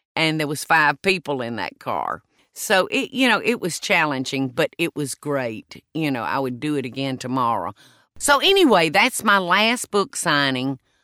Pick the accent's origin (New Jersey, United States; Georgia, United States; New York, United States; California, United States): Georgia, United States; South; accent: Southern; moved away as an adult; I was born in South Georgia and lived there the first forty years of my life.